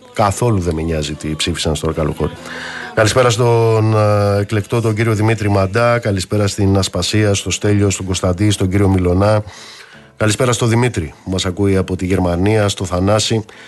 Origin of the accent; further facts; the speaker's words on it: Amaliada, Western Greece, Greece; moved away; στην πατρίδα μου κάτω στην Αμαλιάδα